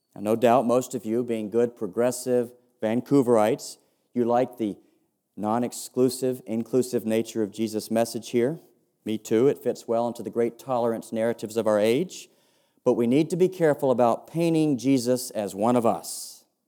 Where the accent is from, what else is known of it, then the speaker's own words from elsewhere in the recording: United States; accent: sounds a bit like George W. Bush; I'm an American